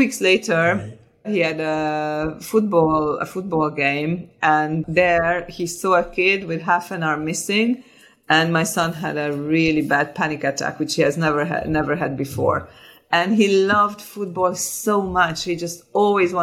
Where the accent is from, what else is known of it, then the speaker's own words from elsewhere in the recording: Hungary; also born or lived in Switzerland; now in London, United Kingdom; I was born in Hungary. I was born during the communism, and I had a very, very nice childhood